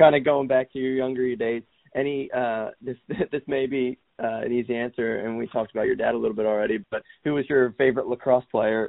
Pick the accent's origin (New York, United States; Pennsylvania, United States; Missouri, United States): Pennsylvania, United States; Philadelphia; I'm from Philly, and I met him in middle school